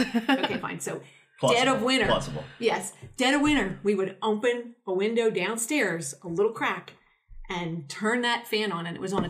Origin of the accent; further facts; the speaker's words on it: Maple Glen, Pennsylvania, United States; growing up in Maple Glen